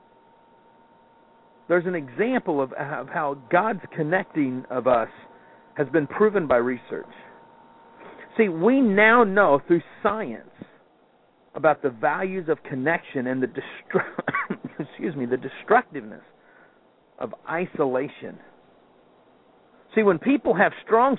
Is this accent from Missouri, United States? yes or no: yes; Kansas City, Missouri, United States; growing up in Kansas City